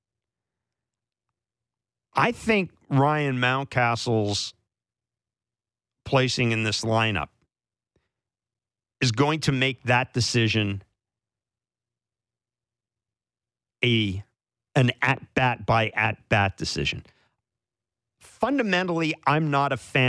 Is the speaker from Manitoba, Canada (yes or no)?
yes; southern Manitoba, Canada; moved away; my hometown in southern Manitoba